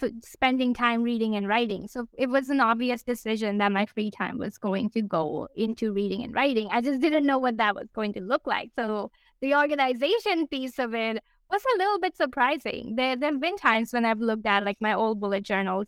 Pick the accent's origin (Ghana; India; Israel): India; moved away as an adult; now in Canada; I grew up in India. I moved to Canada in 2014